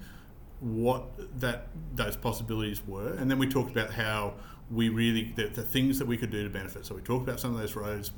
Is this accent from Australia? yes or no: yes; Queensland, Australia; I'm a Queenslander